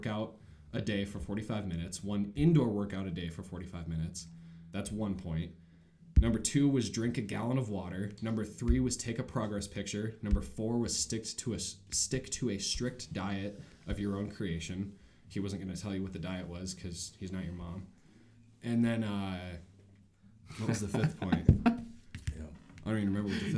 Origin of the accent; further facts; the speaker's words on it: Montana, United States; I've been born and raised in Montana. I've been in Montana for 23 years, and I've hardly ever left.